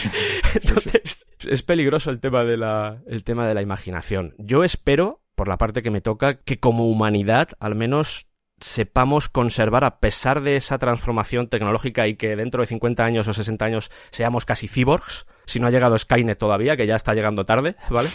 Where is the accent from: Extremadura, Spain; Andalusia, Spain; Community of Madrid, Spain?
Community of Madrid, Spain; Madrid; also born or lived in Cuenca; vengo de Cuenca, toda mi familia viene de allí, estoy criado en Madrid, pero, toda mi familia es de Cuenca